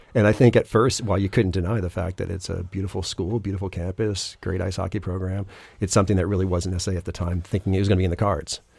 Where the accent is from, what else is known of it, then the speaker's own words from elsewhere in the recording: Acton, Massachusetts, United States; I grew up in Acton, went to Acton Boxborough